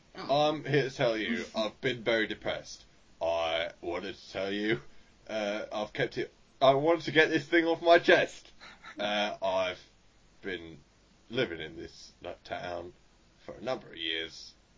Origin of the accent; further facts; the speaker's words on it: Australia; And I'm not even actually from London, I'm from Australia, which is why earlier I said Bonzer